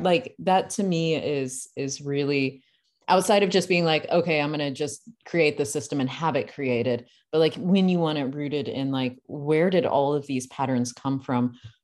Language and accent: English; United States; I'm an American